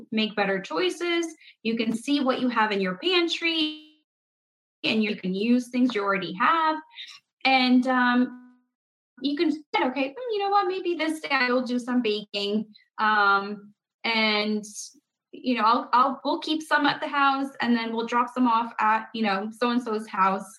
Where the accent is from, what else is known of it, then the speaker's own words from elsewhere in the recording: Paraguay; now in United States; I was not born in America. I was born in South America, in Paraguay. But like, we didn't grow up with baking all the cookies